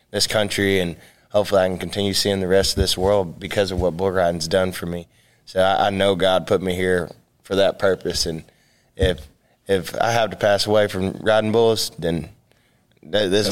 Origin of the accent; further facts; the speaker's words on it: Texas, United States; I'm from Texas